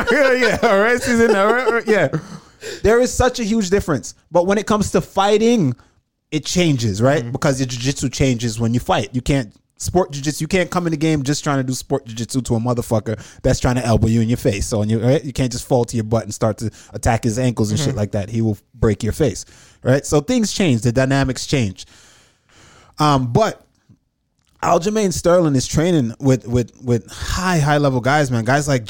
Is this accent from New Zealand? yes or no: no; Jamaica; moved away; also born or lived in New York; I'm Jamaican. Like I was raised in you Jamaica, lived there, yeah. Right? Lived there for majority of my life.